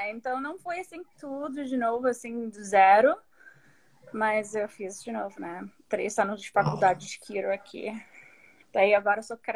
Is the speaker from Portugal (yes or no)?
no; United States; born there; nasci nos Estados Unidos, né? Então, por isso